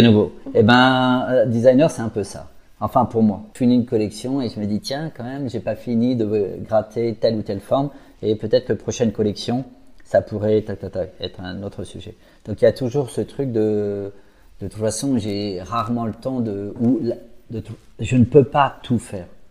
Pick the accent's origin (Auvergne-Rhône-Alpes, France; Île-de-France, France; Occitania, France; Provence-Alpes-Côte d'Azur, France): Île-de-France, France; Paris; En fait, moi, je suis un petit parisien